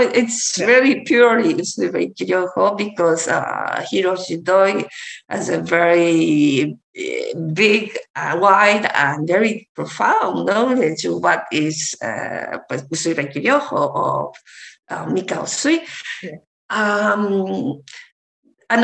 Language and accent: English; Japan; moved away; because I'm from Japan, my parents are from Japan, and I lived abroad for my father's job.